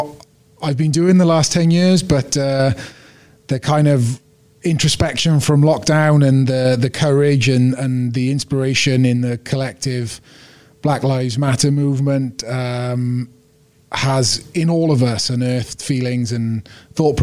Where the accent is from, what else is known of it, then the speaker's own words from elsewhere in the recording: Wales, United Kingdom; all of us at times had been made to feel less than 100% Welsh because of the colour of our skin